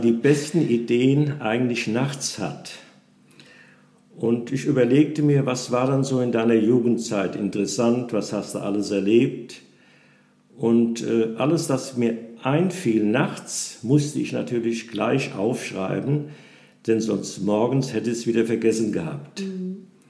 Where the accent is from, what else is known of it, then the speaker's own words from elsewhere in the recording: Nassau, Rhineland-Palatinate, Germany; Ich bin ein alter Nassauer, 84 Jahre alt, bin auch hier in unserem schönen Städtchen geboren und in die Schule gegangen